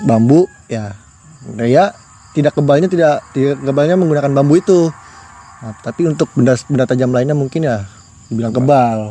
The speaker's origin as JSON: {"language": "Indonesian", "town": "Balikpapan", "region": "East Kalimantan", "country": "Indonesia", "tie": "born or raised there", "said": "saya putra daerah Kalimantan Timur"}